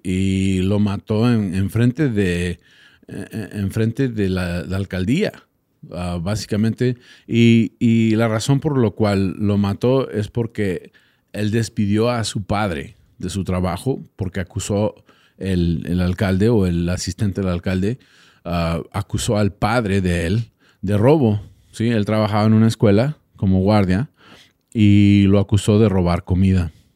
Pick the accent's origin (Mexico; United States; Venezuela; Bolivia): United States; Texas; yo soy de Texas